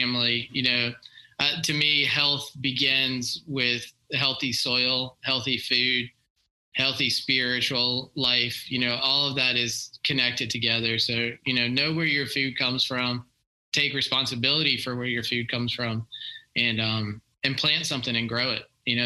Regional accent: Tampa, Florida, United States; I grew up in Tampa, Florida, so like I was always at the ocean

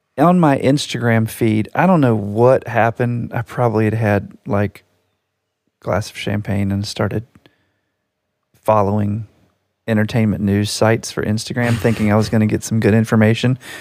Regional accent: United States; I can only speak about it as an American

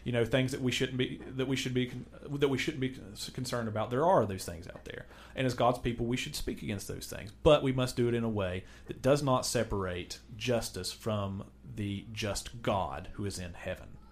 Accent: United States; I'm an American. We're, we're Americans

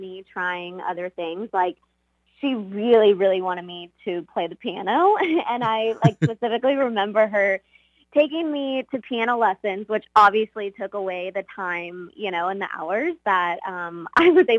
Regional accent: Texas, United States; also born or lived in Russia; I basically grew up in Texas and the United States

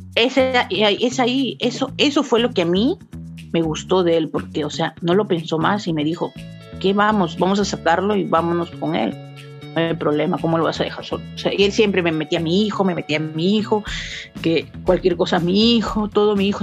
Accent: Peru; yo soy bien peruana, bien chola

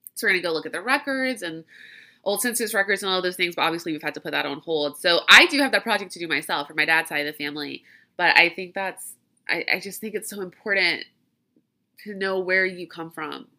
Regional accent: Louisiana, United States; I grew up in Louisiana

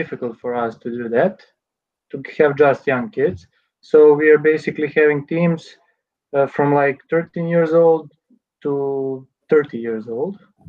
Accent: Serbia

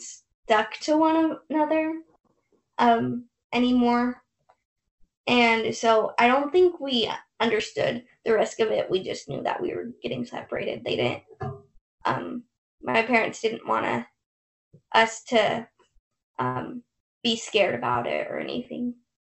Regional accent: Salt Lake City, Utah, United States; We are 17 and from Salt Lake City, Utah. So we were born conjoined at the pelvis.

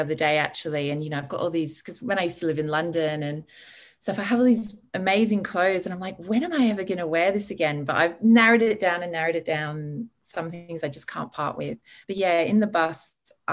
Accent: Sydney, New South Wales, Australia; also born or lived in England; I was born in England. My parents are English and Irish, and we moved to Australia when I was six, to Sydney, in the Northern Beaches. And I had a pretty ordinary Sydney childhood

